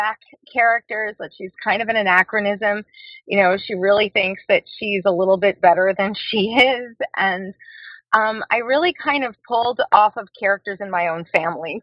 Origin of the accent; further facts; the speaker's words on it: Long Island, New York, United States; I'm from Long Island